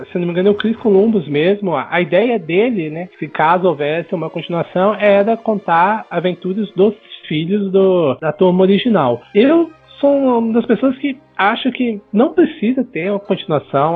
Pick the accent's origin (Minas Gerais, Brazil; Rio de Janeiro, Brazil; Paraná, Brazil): Minas Gerais, Brazil; Belo Horizonte; now in São Paulo, Brazil; eu sou de Belo Horizonte, hoje eu moro em São Paulo